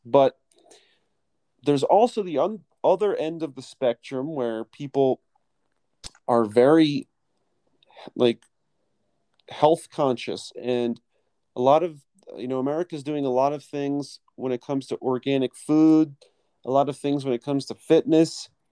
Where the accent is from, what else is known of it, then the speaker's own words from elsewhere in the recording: Philadelphia, Pennsylvania, United States; moved away as an adult; now in Colombia; I'm from Philadelphia, the suburbs of Philadelphia in the United States